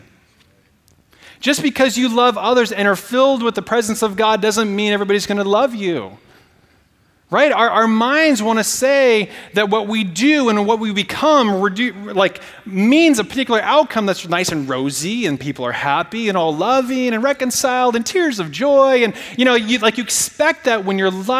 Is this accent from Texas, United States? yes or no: no; Portland, Oregon, United States; moved away; I'm from the Northwest. And when I go home, you know, sometimes to Portland, and, you know, I stay in, like, my bed I grew up in, my room